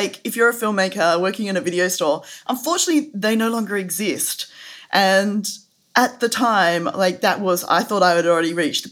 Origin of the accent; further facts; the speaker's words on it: country Western Australia, Australia; also born or lived in Perth; I grew up in Western Australia, so I grew up in, I actually grew up in country Western Australia